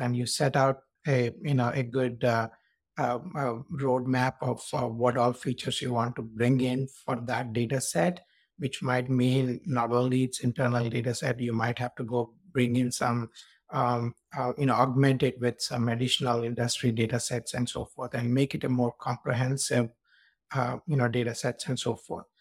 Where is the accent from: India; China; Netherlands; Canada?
India; moved away as an adult; now in United States; I was born in India, and then I came to U S for my master's